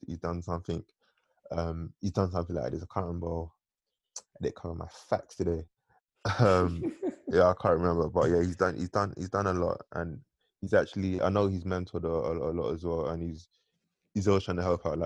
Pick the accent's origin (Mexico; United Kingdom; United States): United Kingdom; London; also born or lived in Tottenham; I was born in Tottenham, but I'd say I actually grew up in Newham.